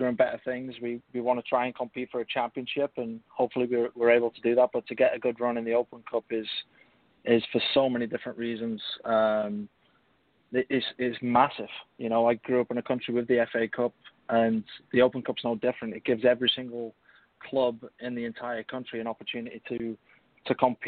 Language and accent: English; England, United Kingdom; now in United States; typically English